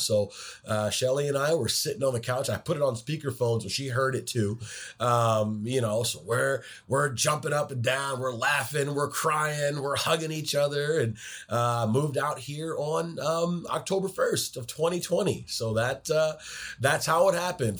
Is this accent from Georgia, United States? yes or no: no; Detroit, Michigan, United States; moved away as an adult; also born or lived in Ann Arbor, Michigan / Ohio / Chicago; now in Seattle, United States; growing up in Detroit